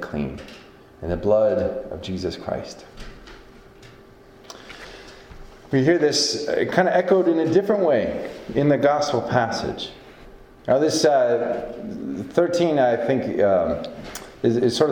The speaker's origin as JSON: {"language": "English", "region": "Northeast Iowa", "country": "United States", "tie": "born or raised there", "moved": "yes", "said": "where I come from, Northeast Iowa and sort of tri-state area of Southeast Minnesota and Western Wisconsin"}